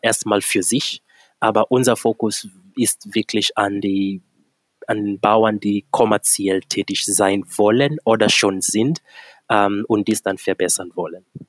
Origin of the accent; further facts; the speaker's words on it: Kenya; moved away as an adult; now in Germany; Ich komme gebürtig aus Kenia und lebe seit äh, mittlerweile gut elf Jahren hier in Deutschland.